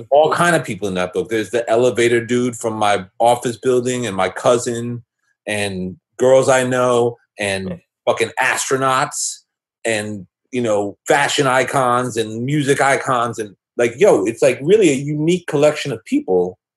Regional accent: New York City, New York, United States; moved away as an adult; also born or lived in Boston; I grew up in in New York City. Um, I was a teenager in the '80s

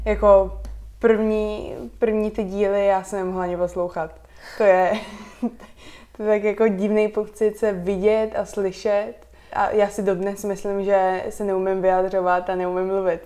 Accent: Prague, Czechia; first language Slovak; also born or lived in United States; Já jsem se narodila v Praze, ale národnost mám slovenskou, tak eh, tež jako celá moje rodina je ze Slovenska

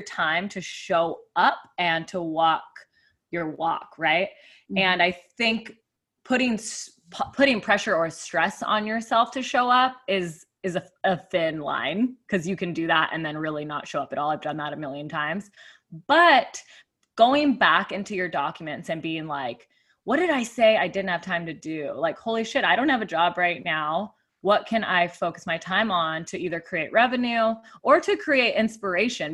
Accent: Tucson, Arizona, United States; moved away as an adult; also born or lived in Phoenix, Arizona; now in San Diego, United States; I grew up in Tucson, Arizona

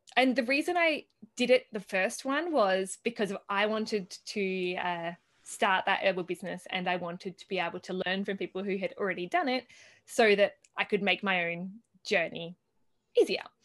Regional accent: Australia; moved away as an adult; now in Italy; coming from Australia, where, at least where I grew up in Australia, it's very dry and barren

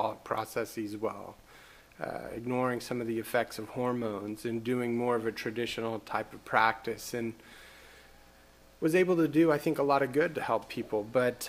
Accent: Norman, Oklahoma, United States; also born or lived in Boston, Massachusetts; I grew up here in Norman, Oklahoma

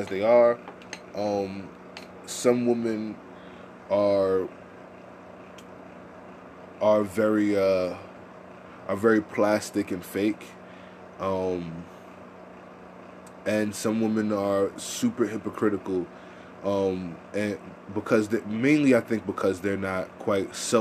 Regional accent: New York City, New York, United States; accent: New York; I'm from Harlem. I have the New York accent.

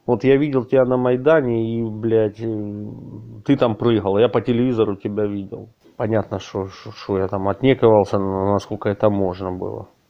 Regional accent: Kupiansk, Kharkiv Oblast, Ukraine; moved away as an adult; now in Kyiv, Ukraine; я из города Купинска, Харьковской области

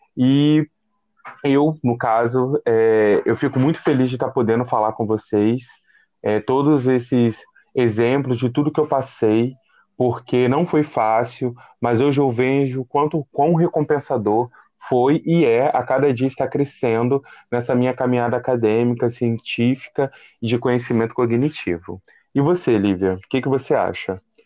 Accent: Ubá, Minas Gerais, Brazil; moved away as an adult; also born or lived in Rio de Janeiro; eu saí de Minas Gerais, uma cidade bem pacata, chamada Ubá, Zona da Mata, e vim para a Cidade Grande, né? Então, era o menino da roça na Cidade Grande

